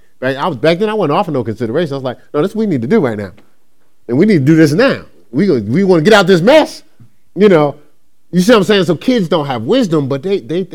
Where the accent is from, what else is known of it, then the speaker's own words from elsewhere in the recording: Newark, New Jersey, United States; when I grew up in Newark, New Jersey, in that culture, I was taught different